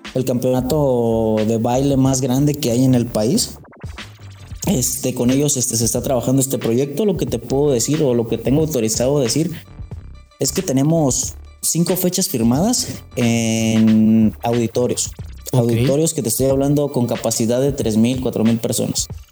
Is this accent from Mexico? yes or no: yes; Mexico; fui el único mexicano. Hasta ahora soy el único mexicano dentro de Greens Magazine